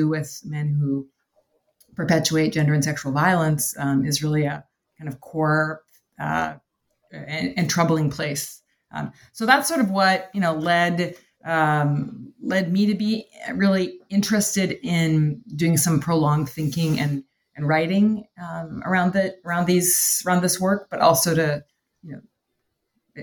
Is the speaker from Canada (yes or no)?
yes; Canada; moved away as an adult; now in Chicago, United States; I am from Canada originally